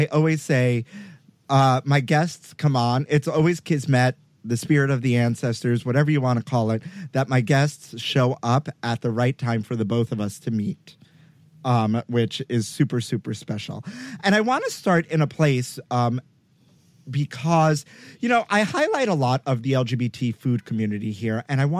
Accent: New York, United States; somebody who is largely part of diaspora culture, being a New Yorker myself.

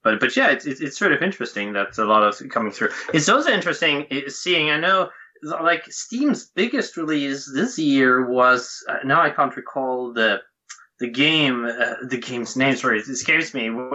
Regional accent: Helsingborg, Skåne, Sweden; I'm from southern Sweden, close to Denmark, in a town called Helsingborg.

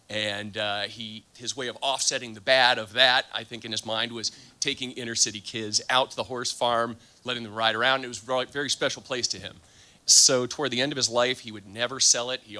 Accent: Columbus, Ohio, United States; I'm from Columbus, Ohio

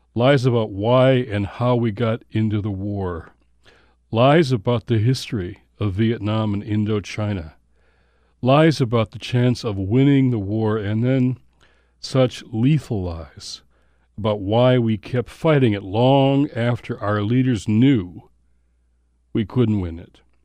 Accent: Detroit, Michigan, United States; I grew up in Motown

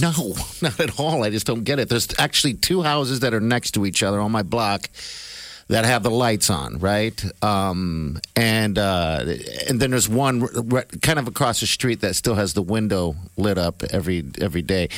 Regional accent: Omaha, Nebraska, United States; we're from Omaha

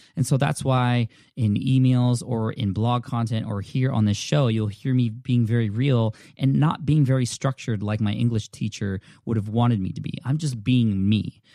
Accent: California, United States; I'm from California

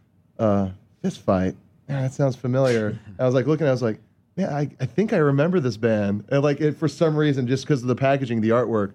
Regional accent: Hawaii, United States; now in Los Angeles, United States; I'm from Hawaii

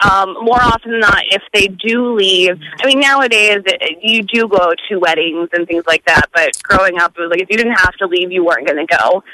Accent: North Dakota, United States; now in Omaha, United States; So I am not from Nebraska. I originally grew up in North Dakota. So it took less time to go to Canada than anywhere else.

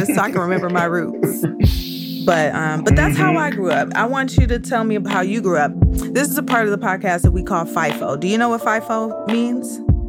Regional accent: Detroit, Michigan, United States; I grew up in Detroit, which I consider, knowing now what I didn't know then, was that I basically grew up in a Black suburb, right?

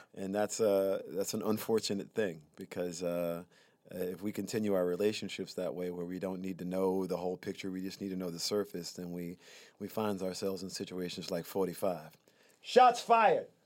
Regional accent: Prichard, Alabama, United States; moved away; also born or lived in Mobile, Alabama; I'm from Pritchard, Alabama

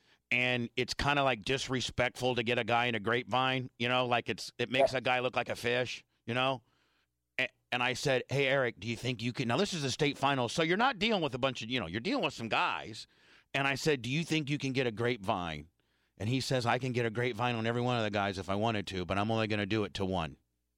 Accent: Tampa, Florida, United States; we're from Tampa

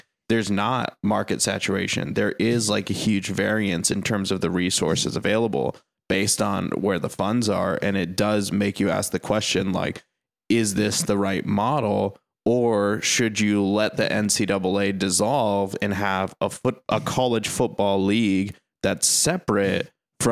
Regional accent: Midwest, United States; now in Los Angeles, United States; a Midwesterner who doesn't live in the Midwest

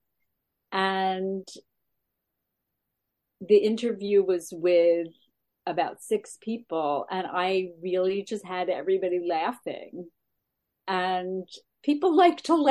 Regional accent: Roslyn Heights, New York, United States; moved away as an adult; also born or lived in Boston; I'm originally from New York, Long Island, Roslyn Heights, 110 Crescent Lane.

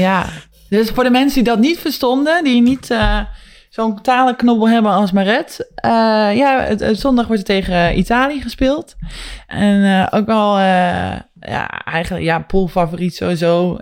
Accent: Netherlands

